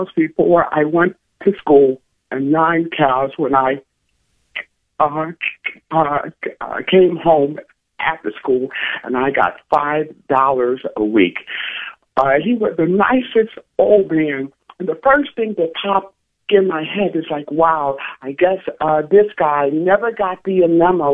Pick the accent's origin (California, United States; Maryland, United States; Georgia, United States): Maryland, United States; Baltimore; also born or lived in Florida; now in West Virginia, United States; I'm originally from Baltimore